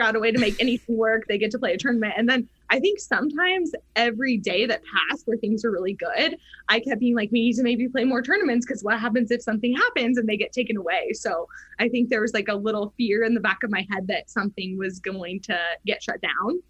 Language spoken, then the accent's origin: English; Oregon, United States; moved away; also born or lived in Arizona / New Mexico; growing up in Oregon, it rained sure. all the time. So like my whole life in the PNW was all indoor tennis